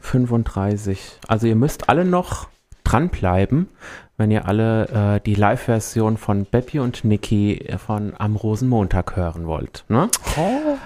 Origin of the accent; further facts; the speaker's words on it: Rindewich, Hesse, Germany; ich komme aus Rindewich. das ist so von Wächtersbach jetzt nicht so weit weg